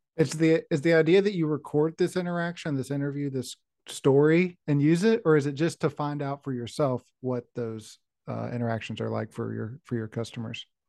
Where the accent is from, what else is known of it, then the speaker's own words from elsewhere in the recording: West Virginia, United States; I grew up in West Virginia